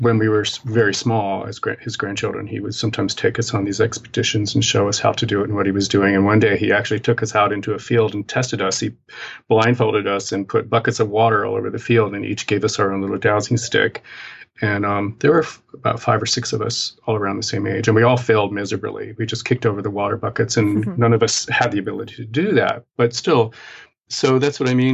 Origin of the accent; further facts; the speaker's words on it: Appalachian Mountains, United States; now in New York City, United States; the culture that I grew up in the Appalachian Mountains in the United States, and very, very remote, hilly, mountainous area